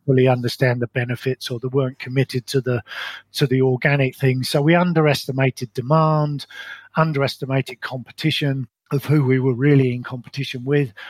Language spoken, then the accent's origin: English; London, United Kingdom; moved away as an adult; also born or lived in Colorado; now in New Zealand; I was brought up in London in what I describe as a very ordinary upbringing.